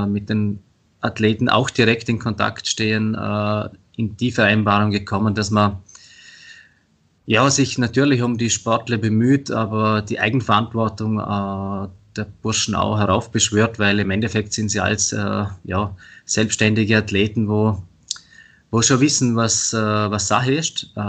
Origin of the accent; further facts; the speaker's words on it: Vorarlberg, Austria; also bei uns in Vorarlberg ist es zum Beispiel ganz anders wie in Tirol